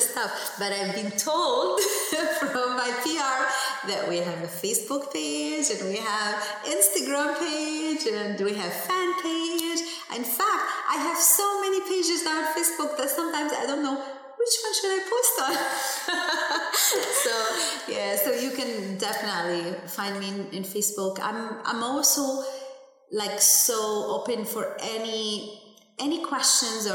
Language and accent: English; Egypt; first language Arabic; English is a second language; as an Egyptian artist